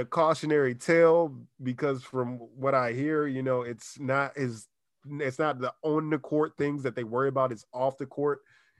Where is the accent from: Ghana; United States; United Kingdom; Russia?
United States; Washington, District of Columbia; now in San Diego, United States